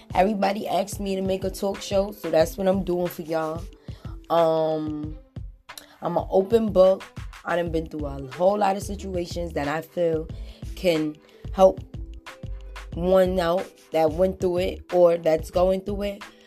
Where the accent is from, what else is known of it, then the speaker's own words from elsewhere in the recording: New York City, New York, United States; I'm from Harlem with two kids